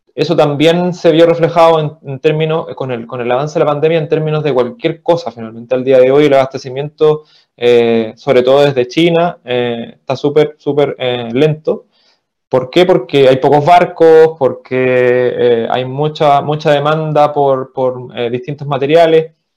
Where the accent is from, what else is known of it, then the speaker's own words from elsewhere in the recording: Chile; also born or lived in Viña del Mar / Valparaíso; soy chileno, vivo en Viña.